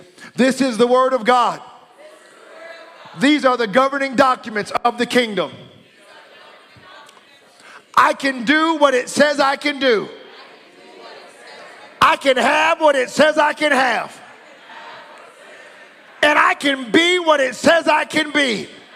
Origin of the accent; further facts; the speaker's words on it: United States; now in Canada; I'm an American